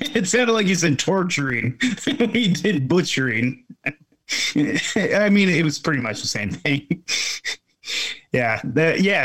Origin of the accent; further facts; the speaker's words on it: Pacific Northwest, United States; in between Oregon and Washington. That's where we're from, Pacific Northwest.